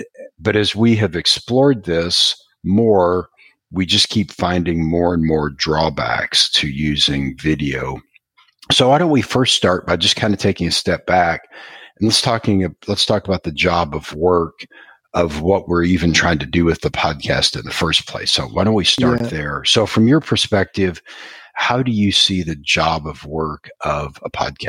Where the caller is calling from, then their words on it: Houston, Texas, United States; I'm calling from Houston